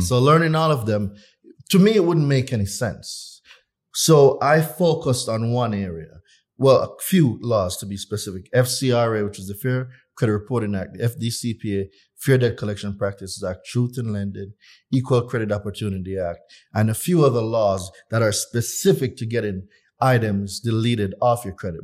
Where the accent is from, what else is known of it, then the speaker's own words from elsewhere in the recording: Jamaica; moved away as an adult; I'm not from here. I was born in Jamaica. At nineteen years old, I left Jamaica